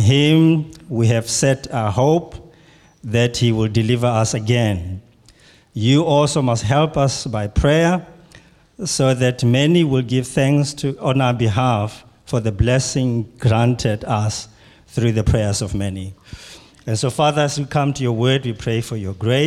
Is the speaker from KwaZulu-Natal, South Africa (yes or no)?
yes; Pietermaritzburg, KwaZulu-Natal, South Africa; I come from South Africa in a city called Pietermaritzburg